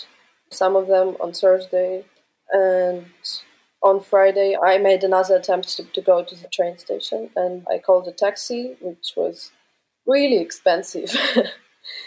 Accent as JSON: {"language": "English", "region": "Kyiv", "country": "Ukraine", "moved": "yes", "said": "from Kyiv"}